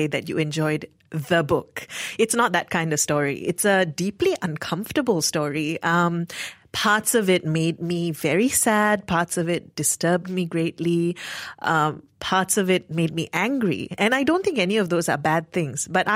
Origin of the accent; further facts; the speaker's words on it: Malaysia; being Malaysian